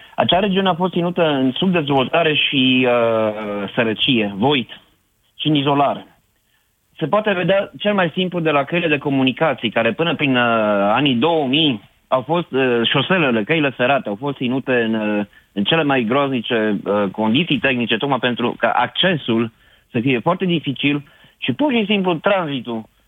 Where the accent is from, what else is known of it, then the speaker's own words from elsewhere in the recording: Sibiu, Sibiu County, Romania; now in Schweinfurt, Germany; sunt sibian